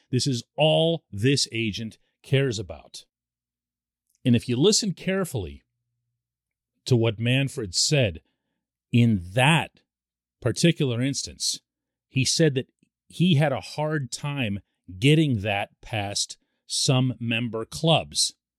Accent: Pittsburgh, Pennsylvania, United States; I'm born and raised in Pittsburgh

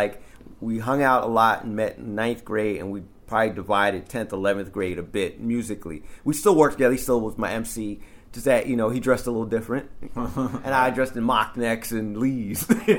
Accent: Amityville, New York, United States; Yeah, in Amityville. Yeah. Yep. And so, yeah, that's the link between me and Newkirk. It's like I've known him since then.

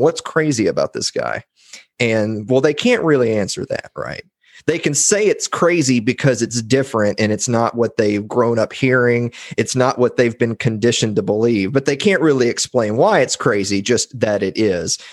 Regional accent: Columbia, Tennessee, United States; I'm from Columbia, Tennessee, which is the home of President James K. Polk.

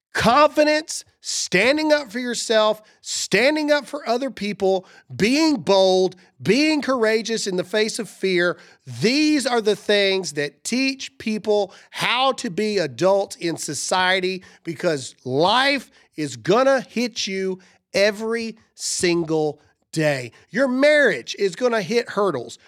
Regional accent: the South, United States; I'm from the South

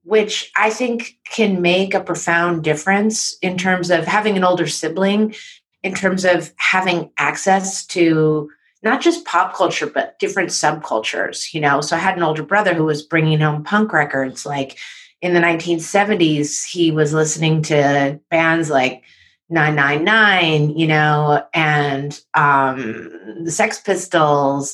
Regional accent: San Francisco, California, United States; moved away as an adult; also born or lived in New York City; growing up in San Francisco

